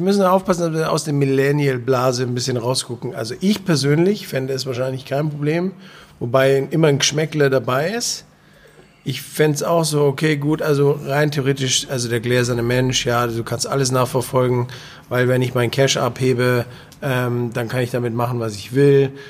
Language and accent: German; Bavaria, Germany; ich bin Bayer